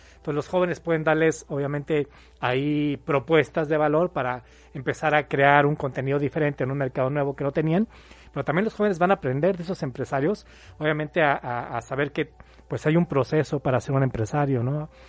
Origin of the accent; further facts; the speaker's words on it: Mexico City, Mexico; moved away as an adult; now in Puebla, Mexico; Yo soy de la Ciudad de México, tengo ya 13 años viviendo aquí en Puebla.